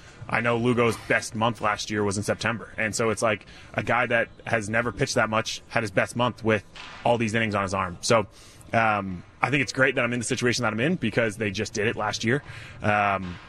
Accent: Rhode Island, United States; because I'm from Rhode Island

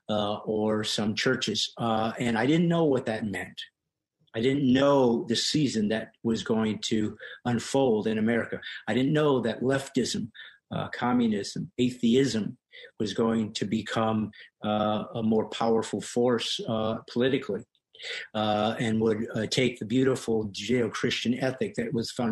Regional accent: California, United States; also born or lived in Bremen, Indiana; we moved to California when I was young from Indiana, and at 9 years old in a Presbyterian church in Orange, California

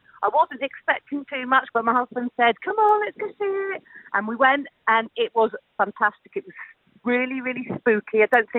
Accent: Harrogate, Yorkshire and the Humber, United Kingdom; I'm from Harrogate.

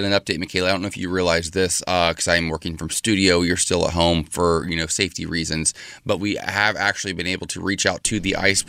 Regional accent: Ohio, United States; my home state of Ohio

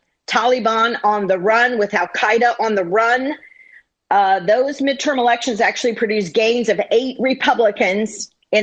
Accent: San Diego, California, United States; also born or lived in New York City; being a longtime San Diegan

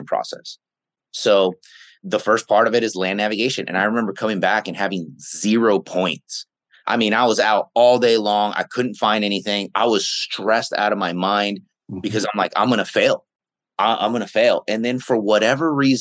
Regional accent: the Bay Area, San Francisco, Oakland, Sacramento, California, United States; I grew up in the Bay Area, in San Francisco, Oakland, right, and then Sacramento.

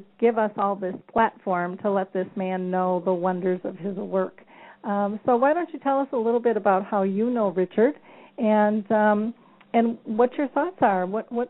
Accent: Czechia; English is a second language; I'm from the Czech Republic, and here in our country, it's very unusual to speak openly about dementia.

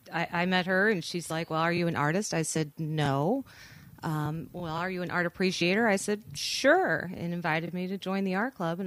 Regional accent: St. Louis, Missouri, United States; now in Saugatuck, United States; St. Louis.

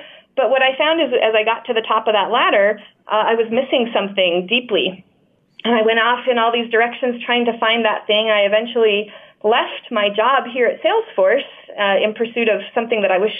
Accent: Layton, Utah, United States; I grew up in Layton, Utah

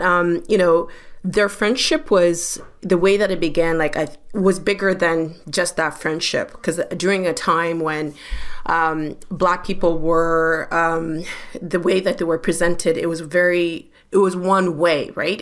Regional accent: London, Ontario, Canada; I grew up in London, Ontario

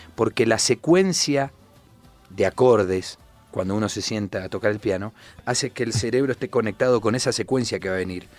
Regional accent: Buenos Aires, Argentina; yo que soy de Buenos Aires, de la tierra del tango

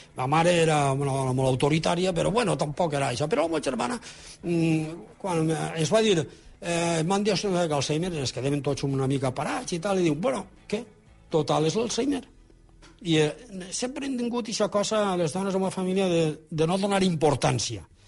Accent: Alfafar, Valencian Community, Spain; al meu poble, que és la carretera Fafar Saler

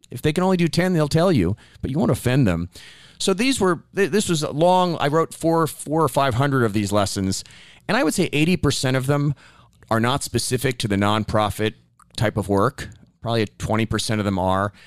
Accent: New York, United States; also born or lived in Bangladesh; growing up in New York in the seventies

